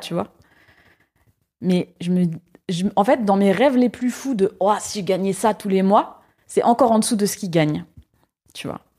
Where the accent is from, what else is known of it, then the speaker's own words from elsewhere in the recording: Paris, Île-de-France, France; moved away as an adult; now in Lyon, France; j'ai grandi à Paris, donc j'ai vécu 18 ans à Paris.